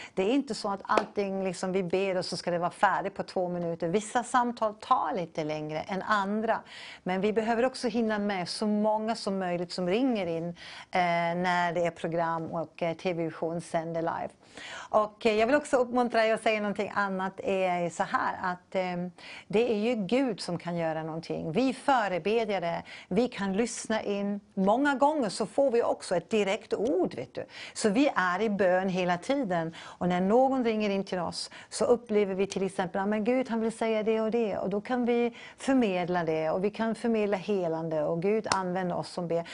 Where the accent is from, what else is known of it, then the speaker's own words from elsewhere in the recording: Canada; now in Sweden; Jag är från Kanada